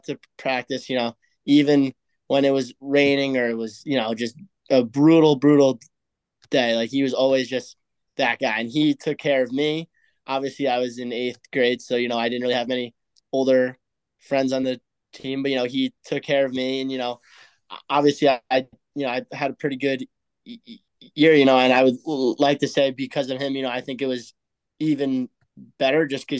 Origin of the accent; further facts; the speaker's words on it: United States; as an American